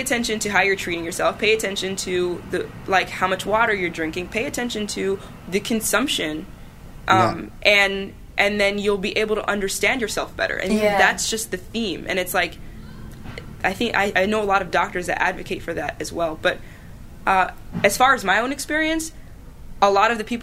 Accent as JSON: {"language": "English", "country": "Sudan", "moved": "yes", "lives_now": "United States", "said": "I'm from originally from Sudan"}